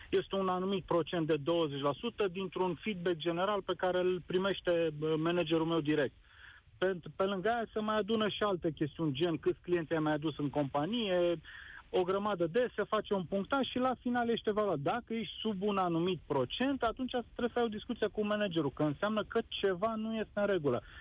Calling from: Brașov, Brașov County, Romania; sunt din Brașov, sunt, sunt în calitate de părinte.

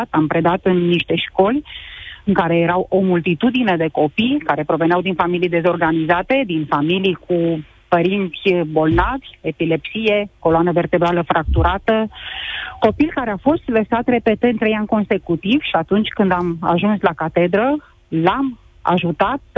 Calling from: Brașov, Brașov County, Romania; Uh, eu sunt din Brașov, sunt mama a trei copilași.

